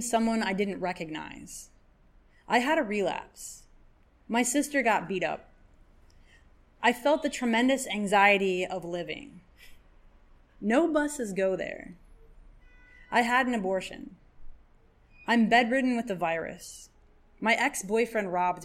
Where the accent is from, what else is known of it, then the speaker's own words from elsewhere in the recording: Michigan, United States; moved away as an adult; now in New York, United States; I'm from Michigan